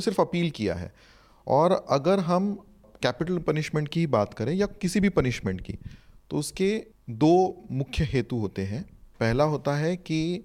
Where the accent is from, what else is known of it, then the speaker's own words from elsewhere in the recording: Maharashtra, India; मैं क्योंकि महाराष्ट्र से हूँ